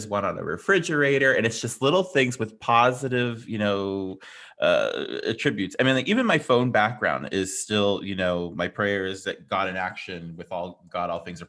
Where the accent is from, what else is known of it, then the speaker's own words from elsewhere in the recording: California, United States; I'm a Californian